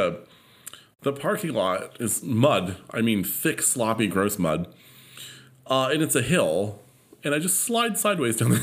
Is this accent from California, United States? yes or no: yes; California, United States; I am from California, okay, through and through